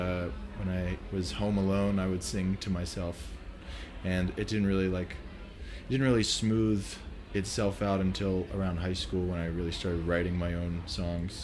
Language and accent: English; Pittsburgh, Pennsylvania, United States; now in New York, United States; I'm from Pittsburgh originally